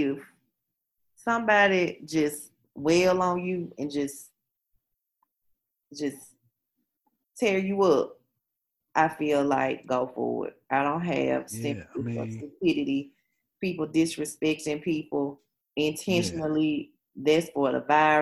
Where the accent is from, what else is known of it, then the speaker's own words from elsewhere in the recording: Memphis, Tennessee, United States; we born and raised in the South, in a place where Dr. King was killed